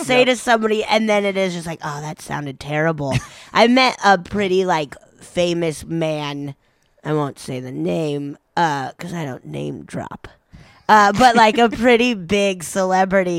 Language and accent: English; Breckenridge, Colorado, United States; I grew up in Breckenridge, Colorado